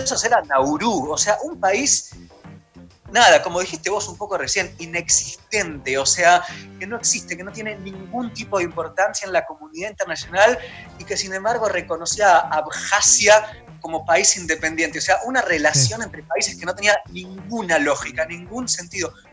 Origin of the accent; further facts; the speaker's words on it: Argentina; lo que somos nosotros como Argentina